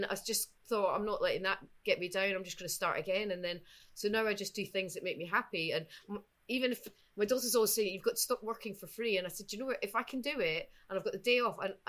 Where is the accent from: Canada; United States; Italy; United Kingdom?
United Kingdom; Edinburgh, Scotland; it's my hometown